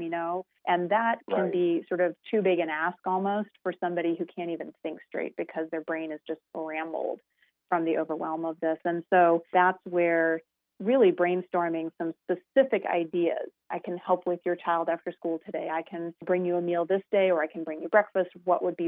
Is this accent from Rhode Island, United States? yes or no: no; Colorado, United States; I am from Colorado